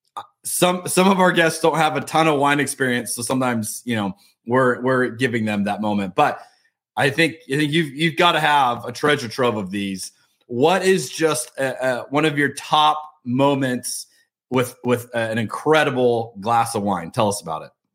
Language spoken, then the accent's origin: English; United States; especially as an American